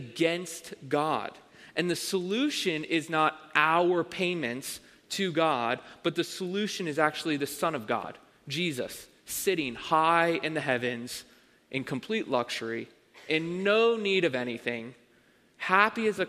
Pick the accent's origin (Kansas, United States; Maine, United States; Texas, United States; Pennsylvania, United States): Pennsylvania, United States; Avondale; I grew up in Avondale, Pennsylvania